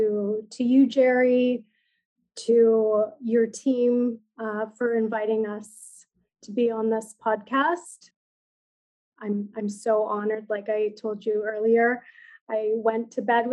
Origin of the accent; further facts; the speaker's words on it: Iqaluit, Nunavut, Canada; now in Toronto, Canada; I'm an urban Inuk, but I grew up in community on Baffin Island in Iqaluit, with my community on my motherland.